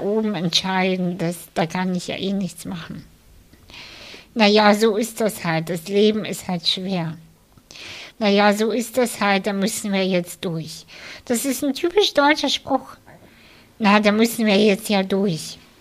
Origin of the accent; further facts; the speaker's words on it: Kazakhstan; now in Germany; ich bin in der ehemaligen UdSSR aufgewachsen. Ich, ich komme selber aus Kasachstan